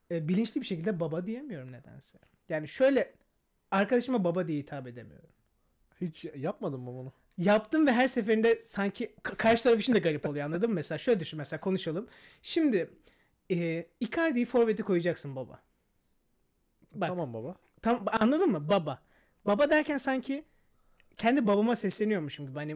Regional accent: Pazar, Rize Province, Turkey; first language Turkish; Ben pazarlıyım.

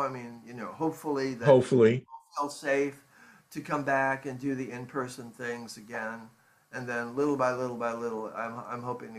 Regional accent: Ireland; Because we grew up in Ireland, you know

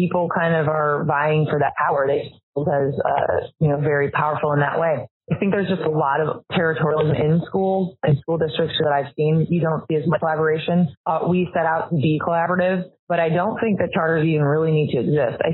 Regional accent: St. Louis, Missouri, United States; I'm from St. Louis, which is highly segregated

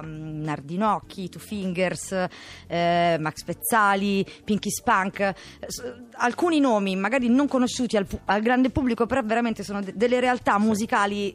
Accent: Albano Laziale, Lazio, Italy; also born or lived in Quadraro, Rome; now in Rome, Italy; Sto al quadraro, sono di Albano.

